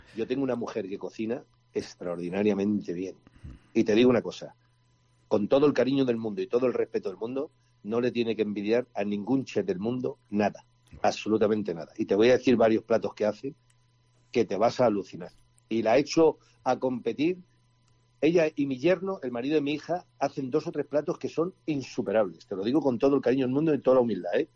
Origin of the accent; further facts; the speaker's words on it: Spain; now in Seville, Spain; como buenos españoles que somos todos